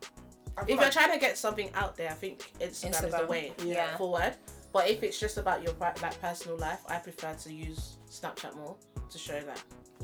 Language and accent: English; Nigeria; obviously I'm Nigerian.